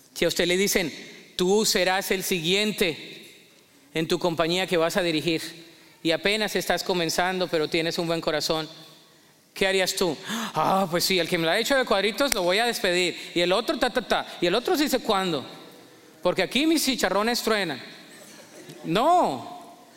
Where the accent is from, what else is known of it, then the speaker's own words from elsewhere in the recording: Colombia; moved away; mi acento no me lo voy a quitar, yo soy colombiano toda la vida